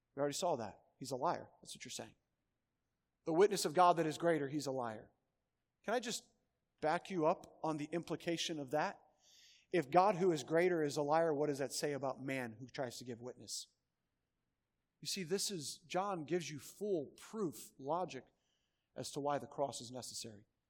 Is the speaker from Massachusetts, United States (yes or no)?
no; Schererville, Indiana, United States; moved away; I grew up in Northwest Indiana